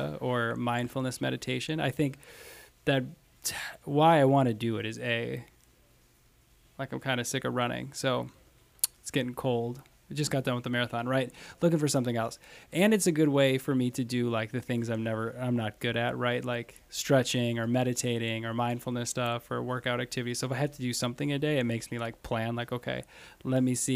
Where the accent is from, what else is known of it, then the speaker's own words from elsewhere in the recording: Fond du Lac, Wisconsin, United States; I'm from Fond du Lac